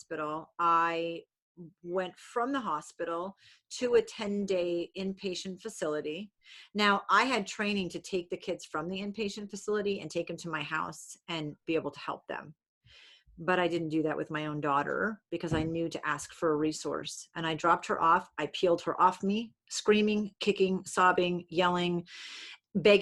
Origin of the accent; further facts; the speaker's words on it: New England, United States; I'm from New England. People in New England are really loud